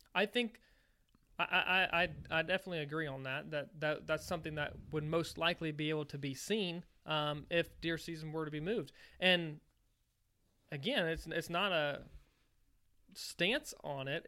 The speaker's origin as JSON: {"language": "English", "region": "Virginia", "country": "United States", "tie": "born or raised there", "moved": "yes", "lives_now": "Missouri, United States", "said": "When I was growing up in Virginia"}